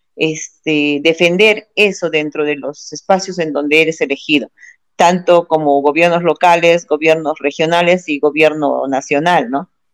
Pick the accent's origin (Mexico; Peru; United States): Peru; nosotros como peruanos